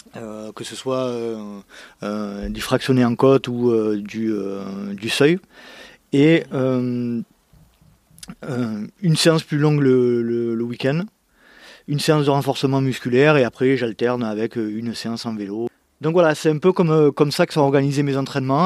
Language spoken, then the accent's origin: French; Bouc-Bel-Air, Provence-Alpes-Côte d'Azur, France; j'ai grandi, euh, aux abords de Marseille, dans une, euh, ville qui s'appelle, euh, Bouc-Bélair